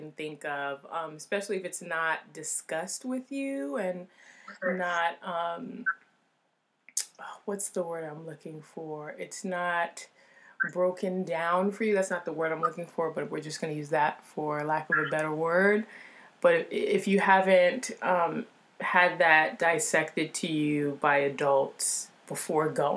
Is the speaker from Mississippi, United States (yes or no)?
no; Teaneck, New Jersey, United States; I'm a TJer